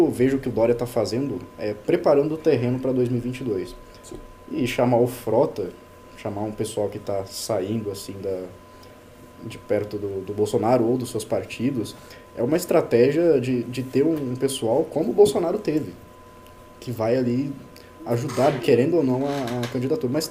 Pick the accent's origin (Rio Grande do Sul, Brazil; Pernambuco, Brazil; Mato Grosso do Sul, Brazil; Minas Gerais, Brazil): Minas Gerais, Brazil; moved away as an adult; now in São Paulo, Brazil